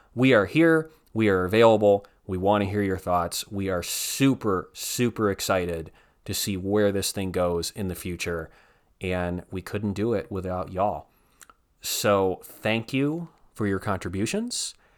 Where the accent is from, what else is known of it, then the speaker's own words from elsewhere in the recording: Northeast Ohio, United States; moved away as an adult; I'm from Northeast Ohio